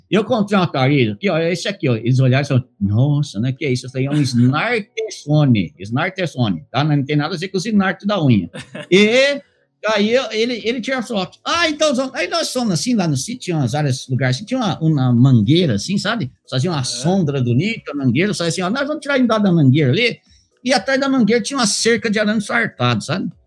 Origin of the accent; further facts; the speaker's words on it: Minas Gerais, Brazil; born there; Ah, eu nasci lá em Usandim, Minas Gerais, não Estados Unidos.